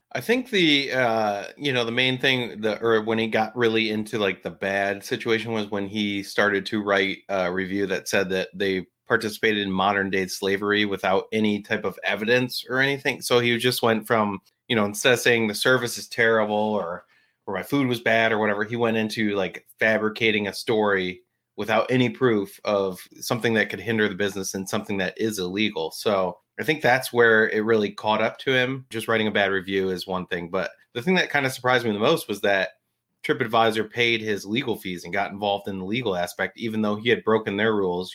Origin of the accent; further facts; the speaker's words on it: New Jersey, United States; I grew up in Jersey